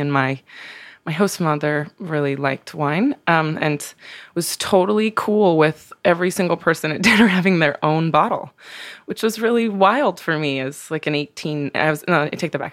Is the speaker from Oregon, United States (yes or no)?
yes; Pendleton, Oregon, United States; moved away; I grew up in Oregon. I grew up, um, I was born in Eastern Oregon in a small town called Pendleton